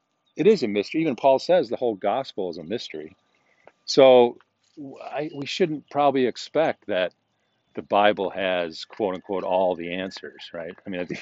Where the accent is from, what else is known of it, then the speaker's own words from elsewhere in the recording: United States; we, as American Christians, modern Christians